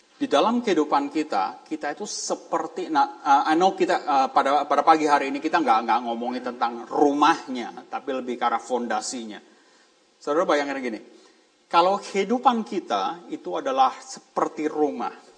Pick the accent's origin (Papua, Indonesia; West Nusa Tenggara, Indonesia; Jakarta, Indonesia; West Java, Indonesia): Jakarta, Indonesia; moved away; saya dari Jakarta